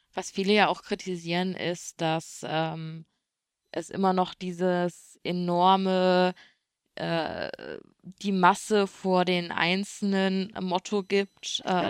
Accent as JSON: {"language": "German", "country": "Germany", "said": "bei uns in Deutschland"}